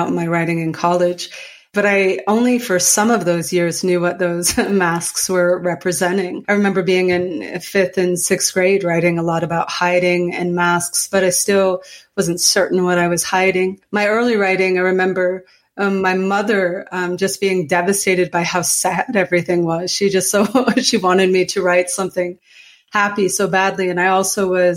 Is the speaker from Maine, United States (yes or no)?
yes; Calais, Maine, United States; now in Colorado, United States; I grew up in Calais, Maine